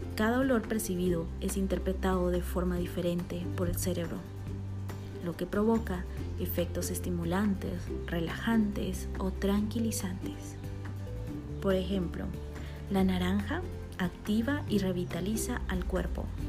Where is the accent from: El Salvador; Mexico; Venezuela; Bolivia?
Bolivia; now in Guatemala; boliviana por amor y nacimiento y guatemalteca por amor y residencia